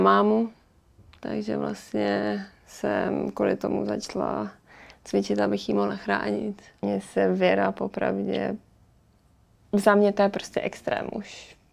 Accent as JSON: {"language": "Czech", "town": "Pardubice", "region": "Pardubice Region", "country": "Czechia", "said": "jsem z Pardubic"}